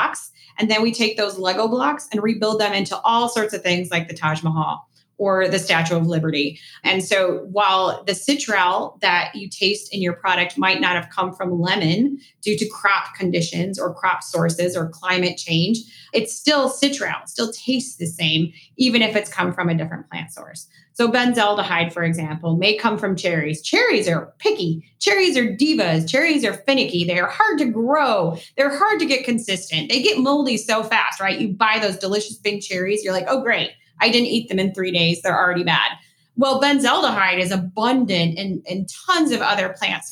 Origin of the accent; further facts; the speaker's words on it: East Coast, United States; I am from the East Coast